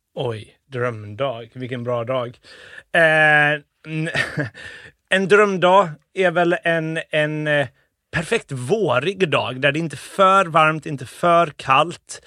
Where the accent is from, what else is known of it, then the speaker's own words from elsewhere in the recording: Gothenburg, Västra Götaland, Sweden; also born or lived in Uddevalla / Liverpool; när vi flyttade tillbaka till Sverige flyttade vi till Bildal ja. i Göteborg